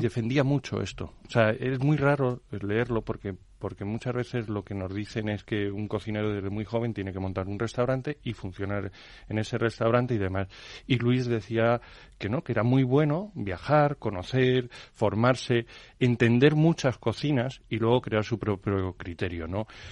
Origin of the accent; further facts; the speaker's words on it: Madrid, Community of Madrid, Spain; Madrid hemos sido muy castizos durante muchos años